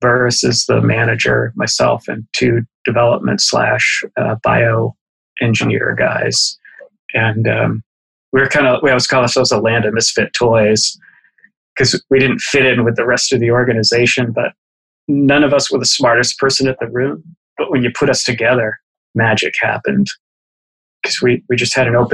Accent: Boston, Massachusetts, United States; as a kid growing up in Boston

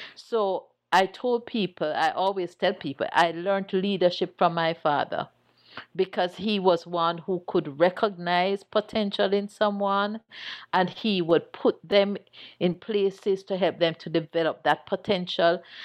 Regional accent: Chapelton, Clarendon, Jamaica; as a little girl growing up in Chapperton

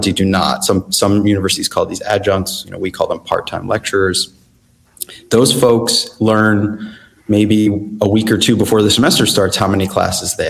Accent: Pittsburgh, Pennsylvania, United States; moved away; I'm originally from Pittsburgh.

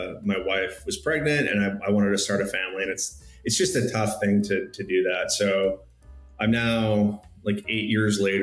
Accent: Newtown, Connecticut, United States; moved away; also born or lived in Colorado; I went to a middle school in Connecticut that was called Chalk Hill

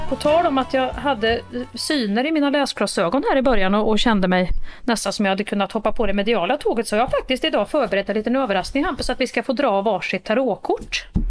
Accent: Värmland, Sweden; accent: Värmländska; min värmländska variant av pampigt

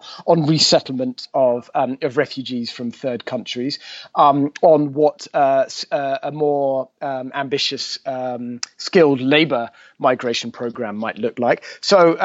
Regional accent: United Kingdom; now in Brussels, Belgium; as a Brit

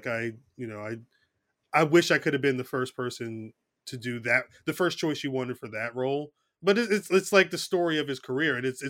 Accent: Trenton, New Jersey, United States; also born or lived in Hamilton, New Jersey; I'm in Hamilton. I grew up in Trenton, but I've been living in Hamilton for about 18 years. It's like right in the middle of the state.

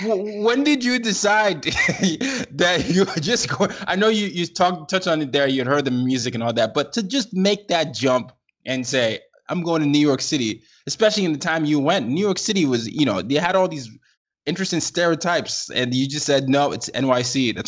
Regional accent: Nigeria; Now, I'm Nigerian, so I had a lot of history of knowledge of that. But as I started to grow up in different parts of the world

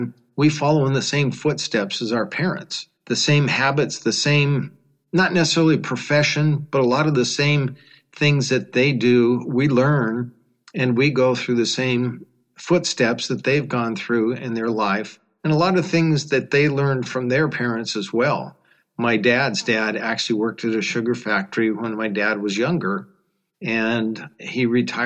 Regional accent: Sacramento, California, United States; I was born and raised here in Sacramento, California

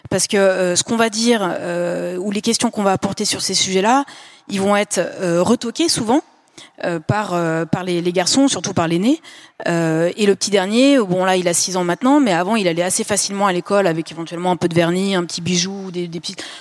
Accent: Lyon, Auvergne-Rhône-Alpes, France; On est de Lyon

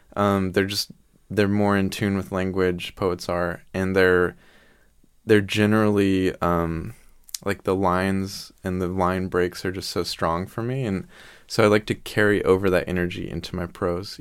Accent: the Bible Belt, United States; we're from the Bible Belt, which is You know, there's a church on every corner

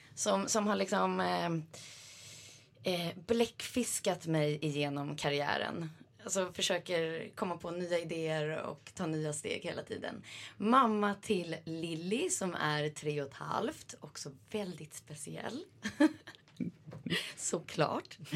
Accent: Sweden; moved away as an adult; also born or lived in New York; now in Switzerland; även om man är liksom en svensk

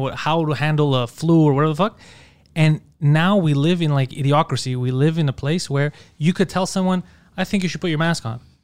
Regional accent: Montreal, Quebec, Canada; I'm from Park X.

